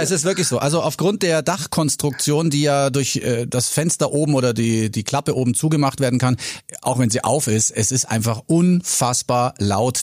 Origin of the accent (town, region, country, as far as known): Bavaria, Germany